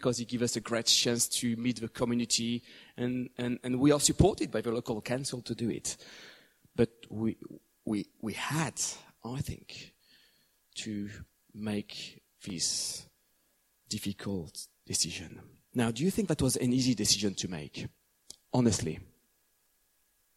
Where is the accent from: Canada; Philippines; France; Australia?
France; moved away as an adult; also born or lived in England; the place I grew up for the first time in my hometown in France